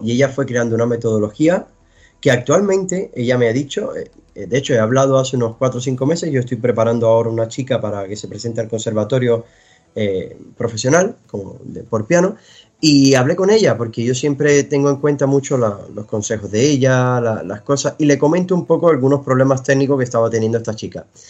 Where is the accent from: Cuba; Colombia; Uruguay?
Cuba; moved away; yo vengo de Cuba